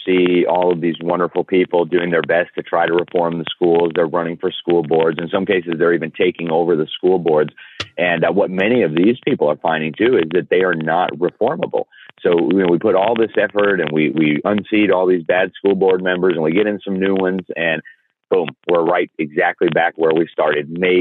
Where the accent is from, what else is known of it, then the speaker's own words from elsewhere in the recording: Mexico; now in United States; having grown up in Mexico